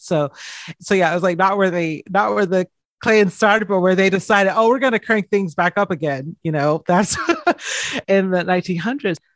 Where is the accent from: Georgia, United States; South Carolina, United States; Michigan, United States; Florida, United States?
Georgia, United States; just outside of Atlanta; I grew up in just outside of Atlanta, Georgia